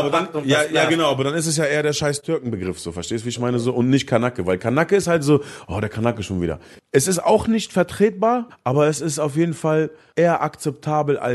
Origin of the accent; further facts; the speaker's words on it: Lebanon; Ich glaube, ich spreche als Araber, als Libanese trotzdem das aus, was viele durchgemacht haben